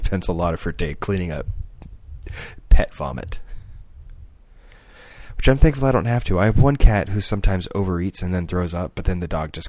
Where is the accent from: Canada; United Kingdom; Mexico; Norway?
United Kingdom; England; Well, then I'm from England. Yeah, so for me, it's always grocery.